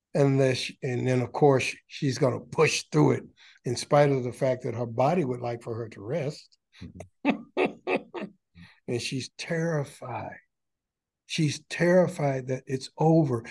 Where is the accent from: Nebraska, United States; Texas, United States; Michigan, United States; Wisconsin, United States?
Michigan, United States; Detroit; I'm from Detroit and proud of it.